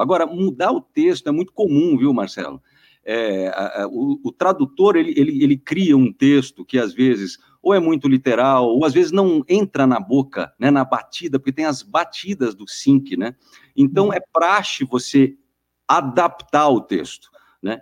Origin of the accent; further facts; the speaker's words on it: Guarujá, São Paulo, Brazil; moved away as an adult; now in São Paulo, Brazil; Eu sou do Guarujá, do litoral eu vim para cá para fazer rádio